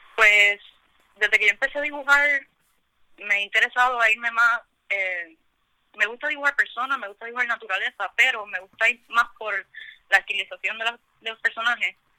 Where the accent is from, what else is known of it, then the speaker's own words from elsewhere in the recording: San Juan, Puerto Rico; now in Carolina, Puerto Rico; originalmente no soy de Carolina, soy más de San Juan. Ahora, recientemente que me mudé para Carolina